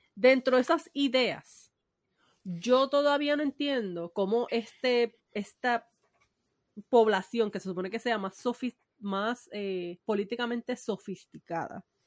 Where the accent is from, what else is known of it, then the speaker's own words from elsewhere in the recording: Puerto Rico; also born or lived in Humacao / Cabo Rojo; yo soy del campo